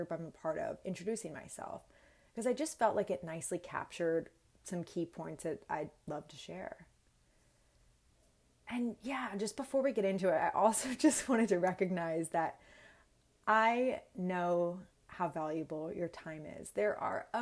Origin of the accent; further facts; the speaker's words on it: Bay Area of California, United States; moved away as an adult; also born or lived in Orange County, California / Los Angeles / Sydney, Australia; I was born and raised in the Bay Area of California